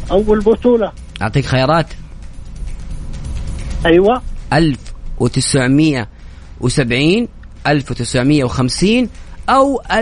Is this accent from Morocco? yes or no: yes; Morocco; now in Saudi Arabia; أنا مغربي من السعودية